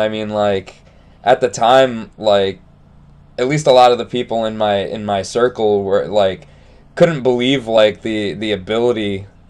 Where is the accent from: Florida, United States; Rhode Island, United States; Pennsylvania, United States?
Rhode Island, United States; moved away as an adult; now in Seattle area, United States; I moved out here 3 years ago, but I grew up in Rhode Island, which is on the East Coast.